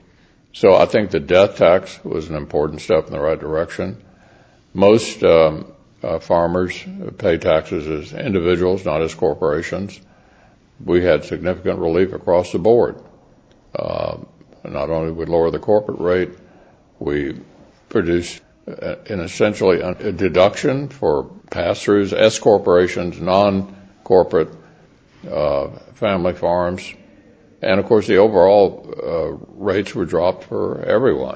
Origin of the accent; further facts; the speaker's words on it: United States; I wouldn't trade being an American for belonging to any other country in the world.